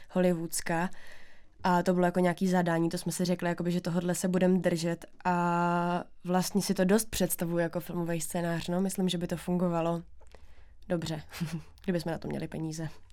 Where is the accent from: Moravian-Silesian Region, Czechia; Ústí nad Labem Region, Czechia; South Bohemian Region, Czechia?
Moravian-Silesian Region, Czechia; Bohumín; moved away as an adult; also born or lived in Ostrava; now in Prague, Czech Republic; jsem tam vyrůstala já